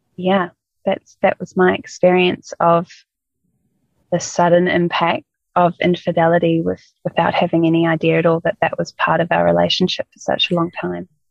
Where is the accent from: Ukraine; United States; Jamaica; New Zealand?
New Zealand; moved away; we're both from New Zealand